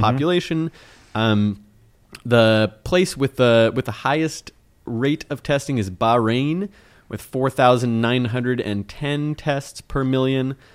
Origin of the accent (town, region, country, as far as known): United States